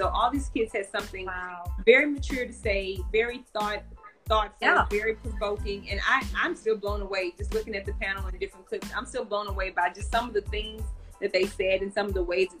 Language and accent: English; Texas, United States; now in Los Angeles, United States; However, I'm from Texas, and I felt that we needed to know how, kids needed to know how to get into the entertainment industry.